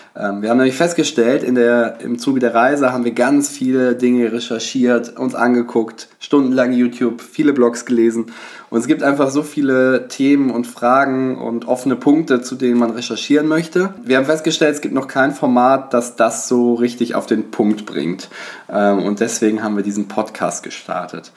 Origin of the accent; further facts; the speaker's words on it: Bonn, North Rhine-Westphalia, Germany; now in Hamburg, Germany; komme eigentlich aus Bonn, bin nach Hamburg gezogen.